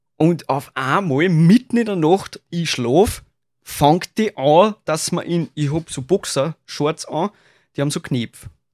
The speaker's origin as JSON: {"language": "German", "country": "Austria", "said": "als Österreicher"}